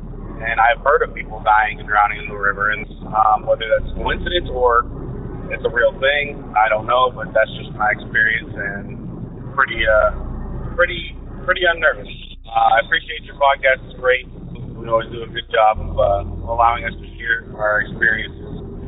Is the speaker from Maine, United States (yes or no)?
yes; Maine, United States; also born or lived in Washington State; now in Washington, United States; I live in Washington State, but I grew up in Maine.